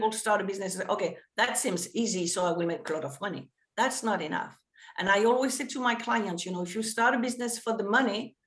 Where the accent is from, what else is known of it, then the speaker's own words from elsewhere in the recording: France; English is a second language; moved away as an adult; also born or lived in New York; now in United States; we didn't have that in France